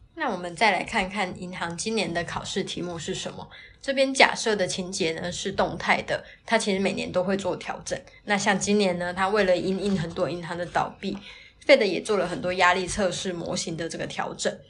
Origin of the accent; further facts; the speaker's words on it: Taiwan; 那我们台湾这边呢，